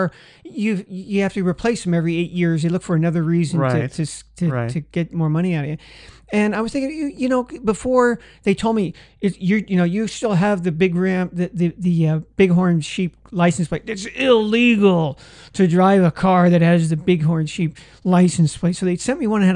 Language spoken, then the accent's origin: English; California, United States; now in Nevada, United States; I'm from California